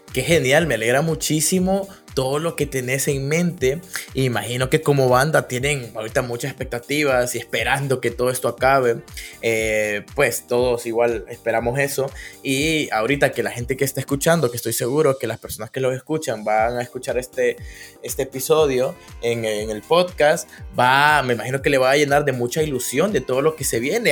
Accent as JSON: {"language": "Spanish", "town": "Danlí", "region": "El Paraíso", "country": "Honduras", "said": "Yo soy de Dan Lee. Estoy en Dan Lee."}